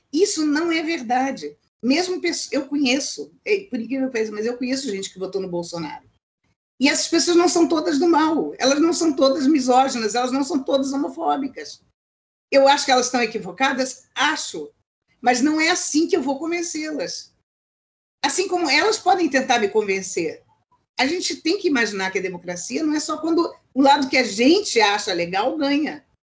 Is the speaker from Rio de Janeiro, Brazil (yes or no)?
yes; Rio de Janeiro, Brazil; also born or lived in United States; Eu sou carioca.